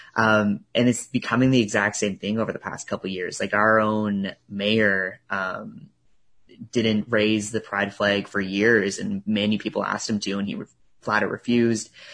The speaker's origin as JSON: {"language": "English", "town": "Truro", "region": "Nova Scotia", "country": "Canada", "tie": "born or raised there", "also_born_or_lived": "Halifax", "said": "I grew up in Truro"}